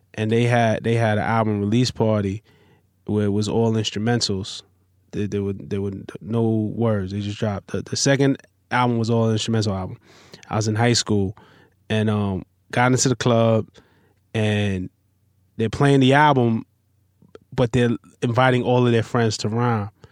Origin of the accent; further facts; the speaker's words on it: New York City, New York, United States; I'm from Flatbush, Brooklyn